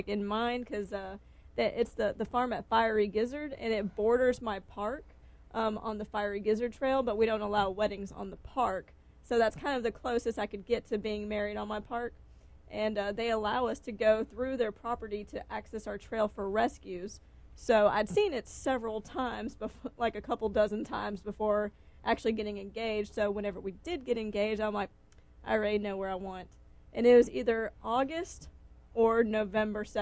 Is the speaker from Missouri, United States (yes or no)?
no; Texas, United States; moved away; Even though I'm from Texas, I still have family members from Texas